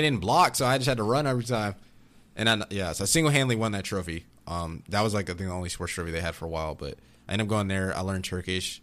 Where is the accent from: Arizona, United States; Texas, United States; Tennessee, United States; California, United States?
Texas, United States; Austin; also born or lived in Virginia Beach, Virginia / Durango; I was born in Virginia Beach, Virginia, but I'm from Austin, Texas